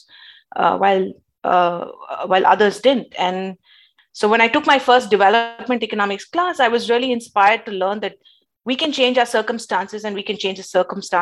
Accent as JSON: {"language": "English", "country": "India", "tie": "born or raised there", "moved": "yes", "said": "growing up in India"}